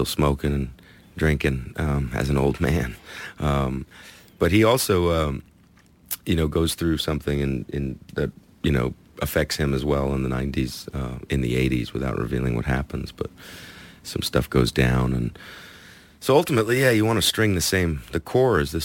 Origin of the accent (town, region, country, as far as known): Los Angeles, California, United States; born or raised there; also born or lived in Atlanta, Georgia